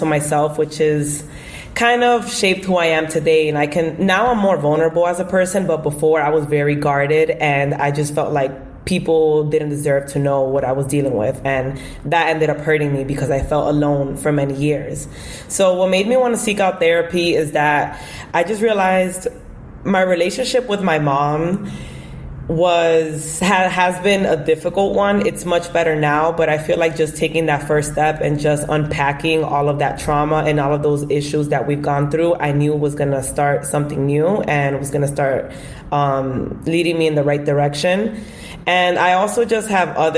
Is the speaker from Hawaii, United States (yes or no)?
no; New York City, New York, United States; also born or lived in Bronx, New York; I'm from the Bronx, New York, but I was born and raised in Washington Heights, and I currently still reside in the Bronx now